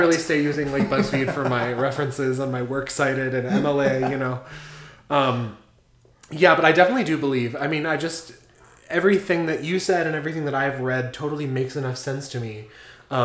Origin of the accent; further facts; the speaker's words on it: Cleveland, Ohio, United States; I'm from Cleveland.